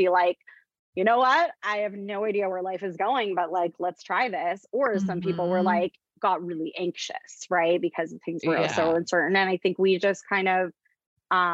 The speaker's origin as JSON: {"language": "English", "country": "Canada", "also_born_or_lived": "United States", "moved": "as an adult", "said": "I'm Canadian, just to say I'm Canadian. I was living in the US."}